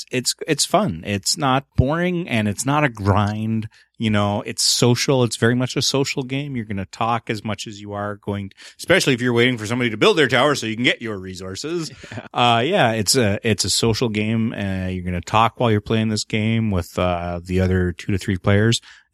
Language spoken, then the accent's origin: English; Canada; And I'm the Canadian.